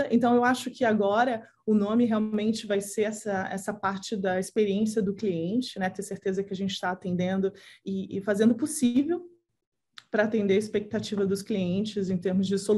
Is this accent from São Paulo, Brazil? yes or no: yes; Santos, São Paulo, Brazil; moved away; eu adoro estar no Brasil, eu adoro estar com a minha família, é onde você cresceu, né?